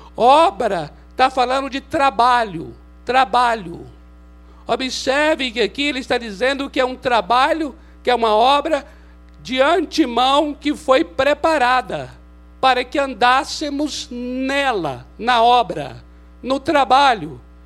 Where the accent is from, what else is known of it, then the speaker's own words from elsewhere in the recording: Brazil; somos brasileiros porque Deus quis que fôssemos brasileiros